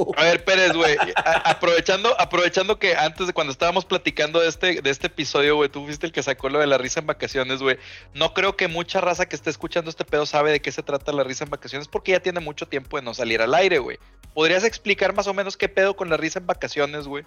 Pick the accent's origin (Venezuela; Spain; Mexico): Mexico; nosotros somos vecinos de Estados Unidos